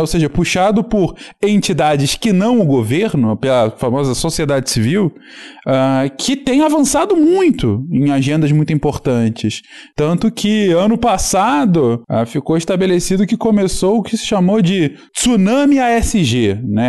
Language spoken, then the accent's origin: Portuguese; Teresópolis, Rio de Janeiro, Brazil; moved away as an adult; also born or lived in São Paulo; eu cresci aqui, né, em Teresópolis